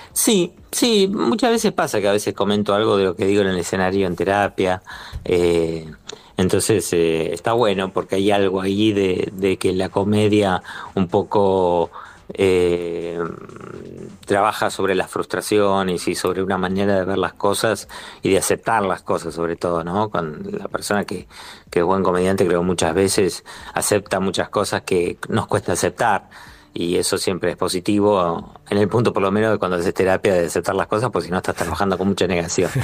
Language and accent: Spanish; Buenos Aires, Argentina